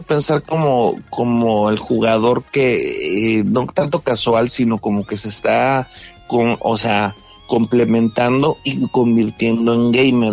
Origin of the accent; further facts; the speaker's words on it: Monterrey, Nuevo León, Mexico; te lo digo como Regio